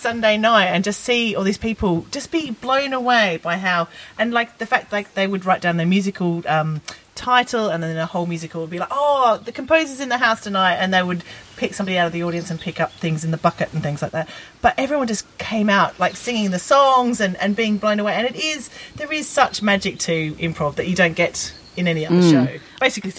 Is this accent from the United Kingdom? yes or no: no; Australia; moved away; when I was growing up in Australia